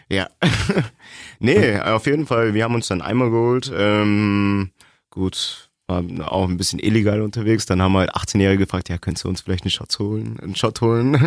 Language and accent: German; East Germany, Germany; now in Augsburg, Germany; bin Ossi